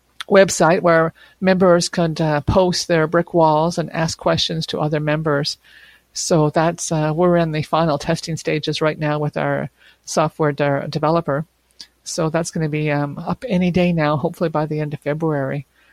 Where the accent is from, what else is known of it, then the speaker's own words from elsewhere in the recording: Quebec, Canada; born there; also born or lived in various places across Canada; I consider myself to be a Quebecer. I was born here in Quebec, as were my two brothers. My parents were also born here. But I haven't lived in Quebec all my life because my dad was in the Canadian Armed Forces.